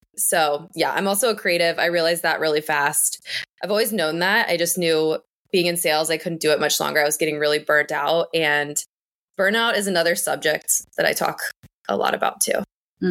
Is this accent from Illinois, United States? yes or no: no; northern Kentucky, United States; moved away as an adult; also born or lived in Louisville, Kentucky; now in Boston, United States; originally, I'm from Kentucky. I grew up in northern Kentucky, and I moved to Louisville for college